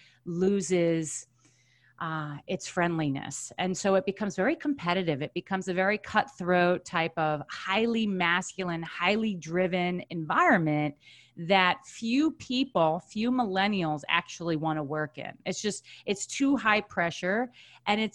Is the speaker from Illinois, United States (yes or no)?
no; Long Island, New York, United States; born and raised on Long Island